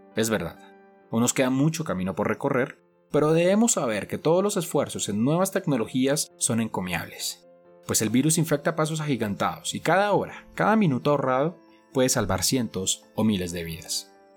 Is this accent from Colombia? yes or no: yes; Colombia; en mi país, Colombia